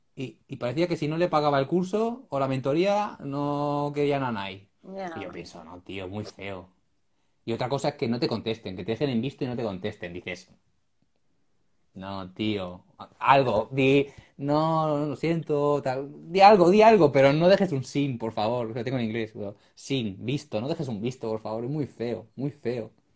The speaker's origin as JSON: {"language": "Spanish", "town": "Ripollet", "region": "Catalonia", "country": "Spain", "said": "yo es que soy de Ripollet, yo vivo aquí, en, estoy al lado de Barcelona"}